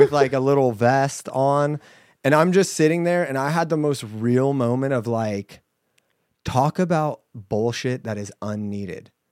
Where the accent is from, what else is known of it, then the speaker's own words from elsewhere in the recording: United States; We're American.